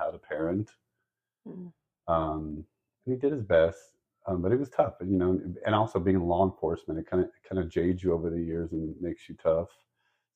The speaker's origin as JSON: {"language": "English", "region": "Central California", "country": "United States", "tie": "born or raised there", "said": "we grew up in Central California"}